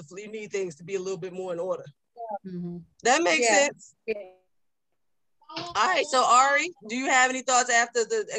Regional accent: North New Jersey, United States; I was born in North New Jersey.

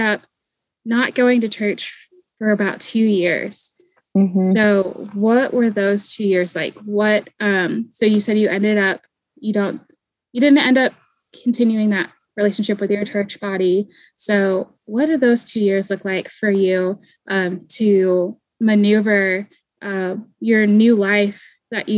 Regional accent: East Coast, United States; now in Southern US; I was raised on the East Coast too.

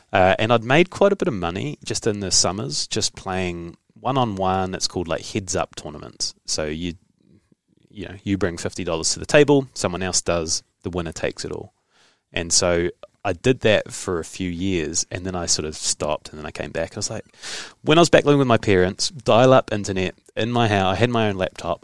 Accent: New Zealand; also born or lived in Hamilton, New Zealand; I bounced back to New Zealand

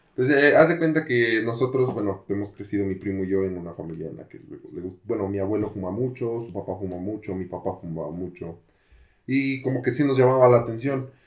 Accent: Apan, Hidalgo, Mexico; en mi pueblo, pues está chiquito, pero pues hay gente alta. Aquí en Apan

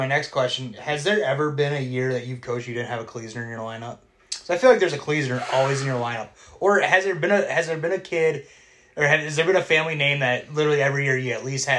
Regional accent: Cascade, Iowa, United States; I grew up in Cascade

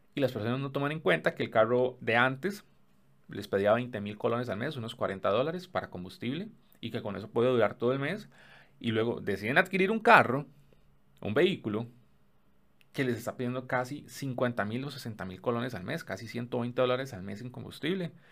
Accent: Costa Rica; en mi país, en Costa Rica

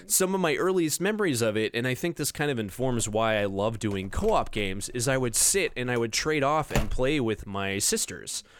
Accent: Orange County, Southern California, United States; I grew up in the suburbs of L A, so Orange County

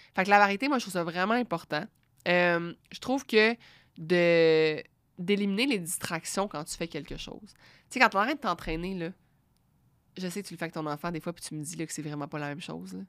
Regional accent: Quebec, Canada; nous on est là on est du Québec on, on est dans notre salon

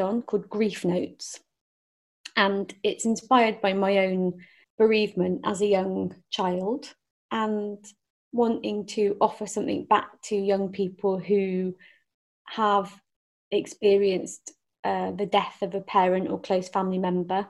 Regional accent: Forest of Dean, South West England, United Kingdom; I grew up in the Forest of Dean.

